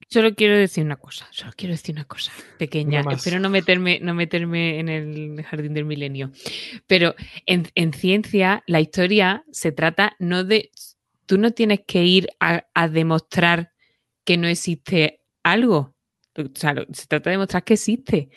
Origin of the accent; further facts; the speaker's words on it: Lucena, Andalusia, Spain; now in Madrid, Spain; en Lucena, en mi pueblo